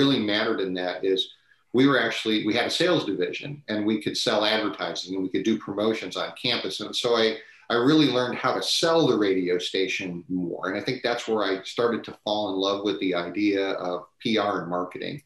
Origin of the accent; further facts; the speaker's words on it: Cleveland, Ohio, United States; moved away as an adult; now in San Diego, United States; I grew up in Northeastern Ohio, and then, of course, I'm very fortunate to have landed here in San Diego.